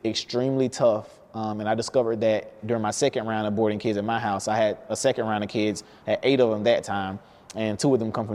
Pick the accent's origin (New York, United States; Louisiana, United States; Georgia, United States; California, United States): Georgia, United States; Albany; I'm from Albany, Georgia.